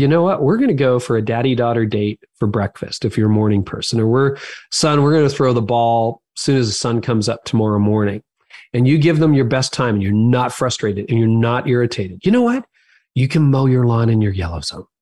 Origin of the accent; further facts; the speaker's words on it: Canada; I'm Canadian